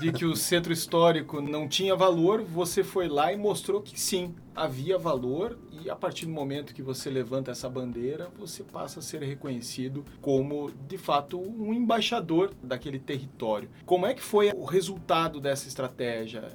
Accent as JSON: {"language": "Portuguese", "town": "Curitiba", "region": "Paraná", "country": "Brazil", "said": "Eu sou curitibano"}